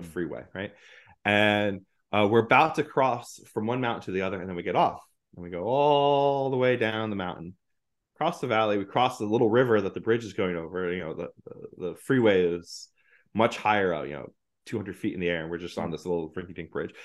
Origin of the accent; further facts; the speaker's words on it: New Jersey, United States; moved away as an adult; now in New York, United States; growing up in North Jersey